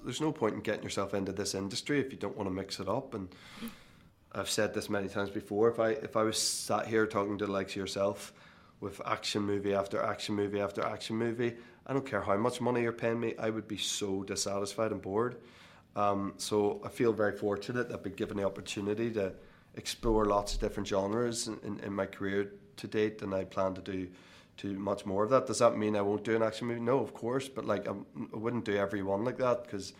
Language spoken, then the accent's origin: English; Ireland; And I think all of us, despite being Irish and despite not really allowing ourselves to enjoy success, I think for that night only, we reveled in it.